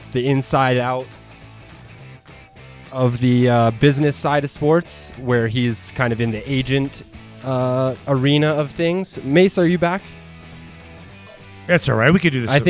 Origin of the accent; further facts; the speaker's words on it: Chicago, Illinois, United States; now in Denver, United States; I grew up in Chicago.